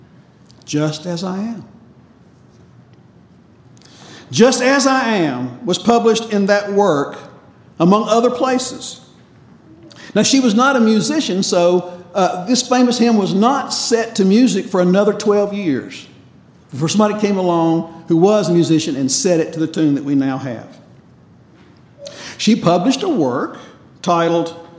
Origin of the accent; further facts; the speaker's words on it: North Carolina, United States; I grew up in North Carolina